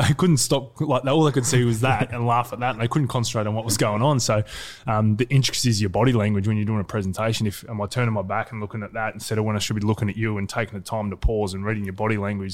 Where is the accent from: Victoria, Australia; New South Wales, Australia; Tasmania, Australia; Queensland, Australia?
Victoria, Australia; Geelong; also born or lived in Wallington, Victoria; grew up in Geelong